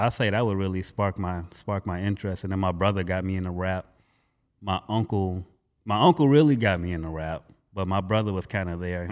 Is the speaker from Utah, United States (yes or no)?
no; Gary, Indiana, United States; also born or lived in California; I was born in California, don't remember a day of it. Um, practically raised in Gary. All I know is Gary